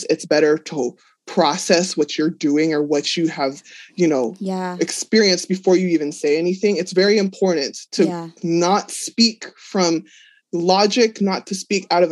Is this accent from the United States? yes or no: yes; Los Angeles, California, United States; I'm from Los Angeles